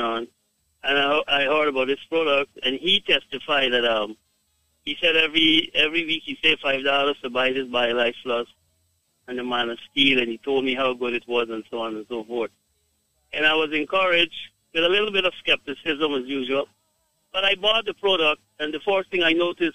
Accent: Guyana; I am from Guyana

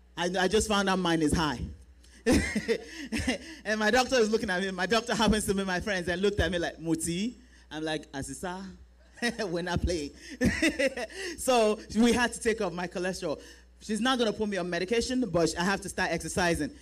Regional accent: Nigeria; now in United States; we are Nigerian women

